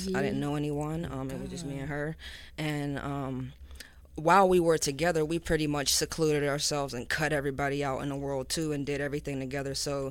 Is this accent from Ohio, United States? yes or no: no; Pittsburgh, Pennsylvania, United States; moved away as an adult; now in Atlanta, United States; I'm originally from Pittsburgh, Pennsylvania.